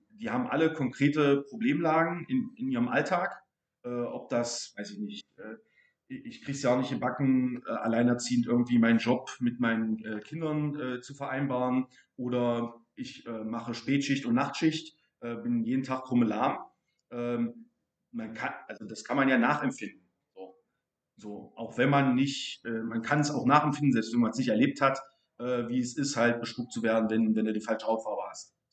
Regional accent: East Germany, Germany; klar, ich bin aus dem Osten, ähm, habe blonde Haare, blaue Augen, ähm, bin sozusagen phänotypisch nicht in der Mehrheit in, in diesem Bezirk

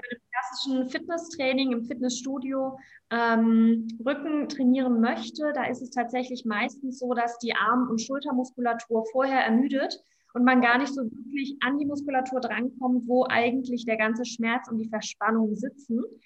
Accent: Black Forest, Baden-Württemberg, Germany; moved away as an adult; now in Cologne, Germany; ursprünglich komme ich aus dem Schwarzwald

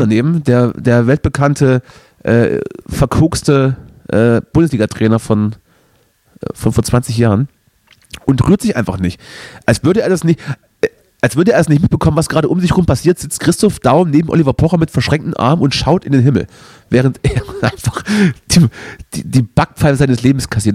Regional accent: East Germany, Germany; bei uns im Osten

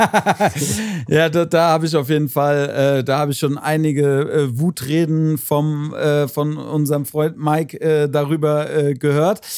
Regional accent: Frankfurt, Hesse, Germany; hier bei uns in Hessen, Frankfurt, Region, Umfeld

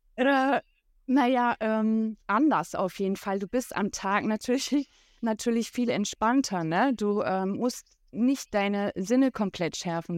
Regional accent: Berlin, Germany; Ich komme aus Berlin

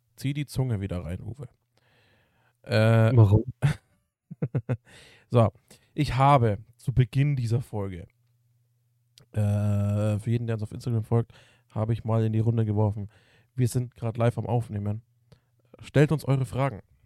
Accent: Germany; bei uns als Deutsche

